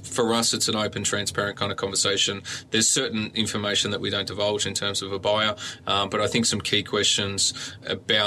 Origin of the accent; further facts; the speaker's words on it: Gymea Bay, New South Wales, Australia; I grew up in Gymie Bay and schooling around Kirrawee